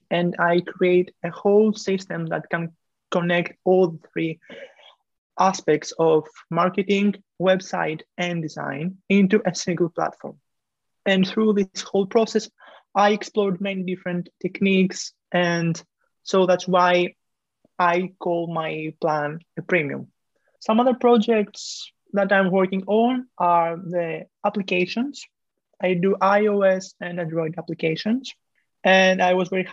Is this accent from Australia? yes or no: no; Greece; moved away as an adult; now in France; I am coming from Greece, but right now I'm located in France studying engineering